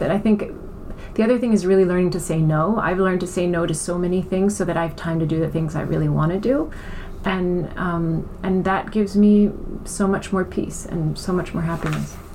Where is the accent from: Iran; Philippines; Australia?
Iran; born there; also born or lived in Germany / United States / France / Italy; I was born in Iran. Um, I have German parents, so I spent a lot of time in Germany. Um, and, and in the US and then in France and in Italy.